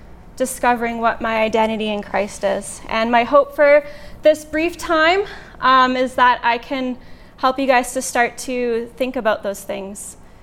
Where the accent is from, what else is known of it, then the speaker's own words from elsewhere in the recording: Lethbridge, Alberta, Canada; I'm from Lethbridge